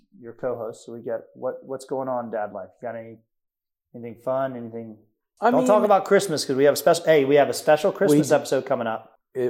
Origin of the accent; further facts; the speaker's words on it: Tennessee, United States; we're from Tennessee.